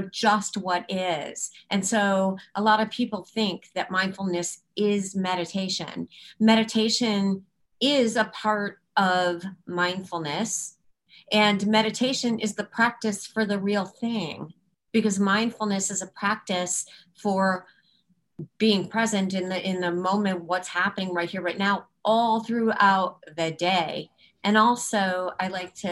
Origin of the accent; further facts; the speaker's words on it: Chicago, Illinois, United States; moved away as an adult; now in Baltimore, United States; We're from Chicago.